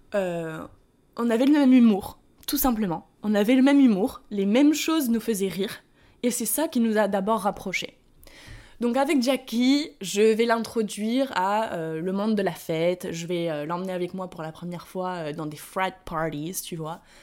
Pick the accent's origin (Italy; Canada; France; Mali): France; accent: French; moved away as an adult; also born or lived in United States; je suis la française, tu vois, qui euh, j'arrive de France, euh, j'ai déménagé aux États-Unis, j'ai encore mon accent français